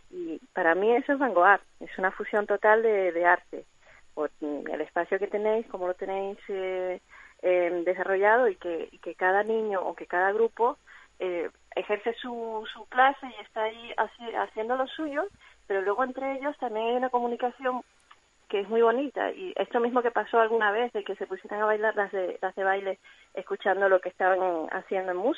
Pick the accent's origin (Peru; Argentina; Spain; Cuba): Cuba; moved away; yo soy cubana, se me notará en el acento.